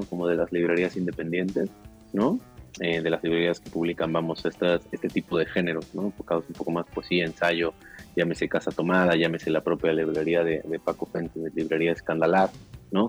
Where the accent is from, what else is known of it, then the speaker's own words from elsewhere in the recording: Mexico City, Mexico; las afueras, la periferia del, Distrito Federal, que es de donde yo vengo, ¿no? La, el Ajusco, las faldas del Ajusco